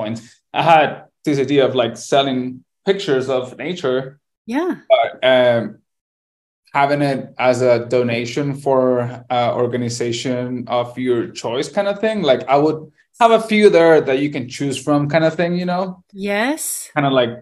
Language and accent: English; El Salvador; moved away as an adult; also born or lived in Ireland; now in United States; I'm from El Salvador and I born and raised there and I moved to the US when I was like 21 or something